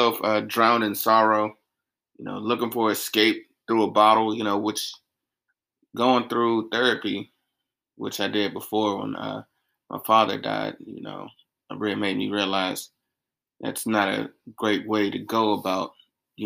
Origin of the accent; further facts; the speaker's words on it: South Carolina, United States; moved away; as a kid growing up in South Carolina